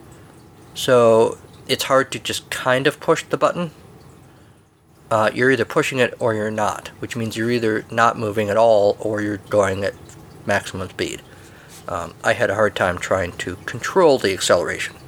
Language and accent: English; United States; I'm an American